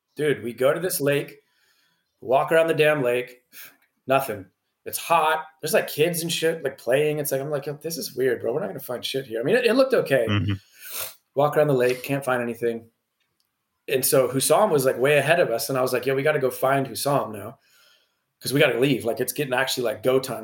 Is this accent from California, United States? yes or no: yes; California, United States; I'm from California, so that's like my backyard.